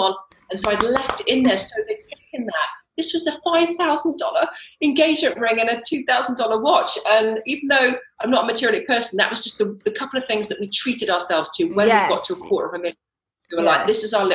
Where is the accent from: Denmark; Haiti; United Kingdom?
United Kingdom; accent: British; moved away as an adult; also born or lived in London / St. Martin / Belize; now in Mexico; I'm actually British, if you could tell from my accent, but I live in Mexico.